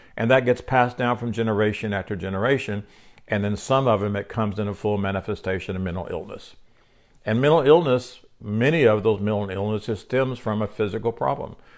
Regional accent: Oklahoma City, Oklahoma, United States; I'm an Oklahoma City, uh, Oklahoman. I could say I'm a Oklahoman

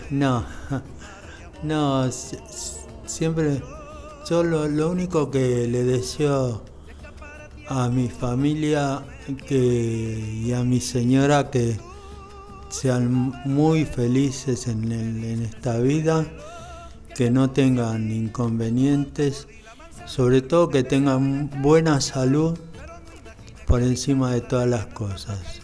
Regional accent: Buenos Aires, Argentina; yo soy de acá, soy porteño, me siento orgulloso de serlo

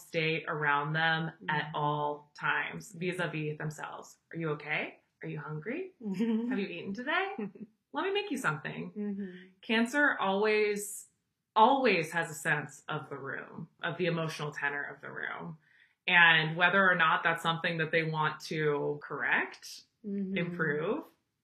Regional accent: Chicago, Illinois, United States; I grew up in Chicago during the Bulls dynasty

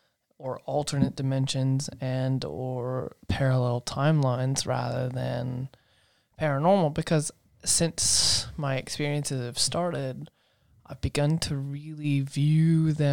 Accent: the South, United States; I grew up in the South knowing those to be ghosts and ghost stories.

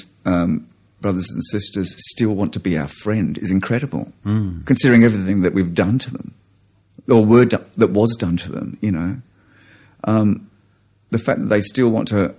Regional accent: United Kingdom; now in Australia; I'm an Australian, but I am an immigrant Australian, and a large part of that kind of British is still in me

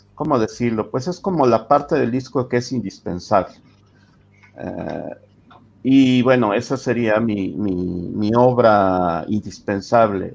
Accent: Mexico; como mexicano poco cosmopolita

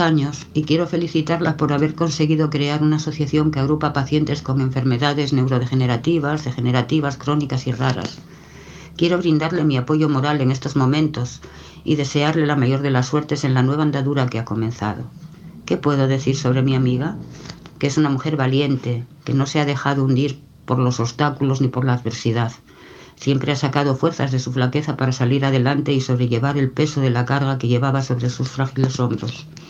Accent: Spain; soy española

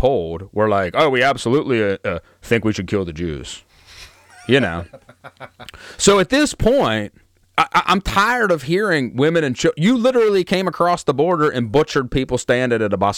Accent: Altoona, Pennsylvania, United States; also born or lived in the South; Altoona. Like I was born and raised here

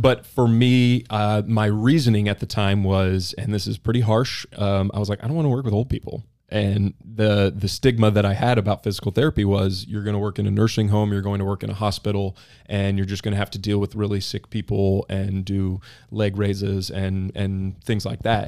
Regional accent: Nixa, Missouri, United States; I grew up mostly in Southwest Missouri, uh, Nixa, Missouri

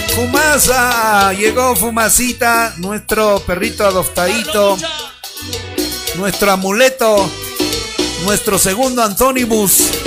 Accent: Cusco, Peru; fuera del Cusco, de mi tierra

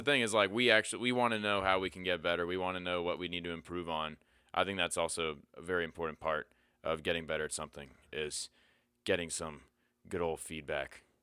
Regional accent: Pennsylvania, United States; moved away; I grew up in Pennsylvania

